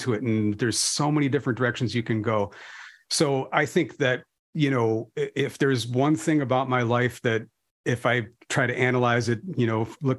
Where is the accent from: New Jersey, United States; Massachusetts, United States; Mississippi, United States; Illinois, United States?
Illinois, United States; Chicago suburbs; also born or lived in DeKalb; I was raised in kind of blue collar suburbs